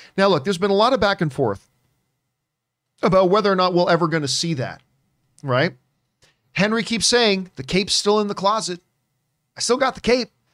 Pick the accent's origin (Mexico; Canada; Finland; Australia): Canada; moved away as an adult; as a Canadian